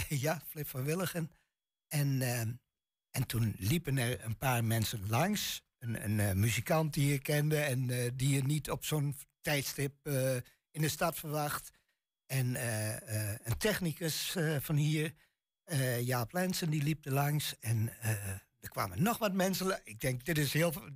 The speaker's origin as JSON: {"language": "Dutch", "area": "Twente", "region": "Overijssel", "country": "Netherlands", "accent": "Twents", "said": "mijn tongval echt Twents is"}